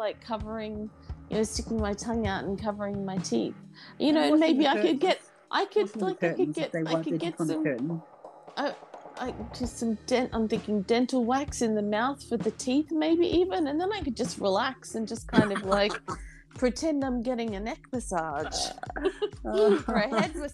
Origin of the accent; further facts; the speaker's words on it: Brisbane, Queensland, Australia; my hometown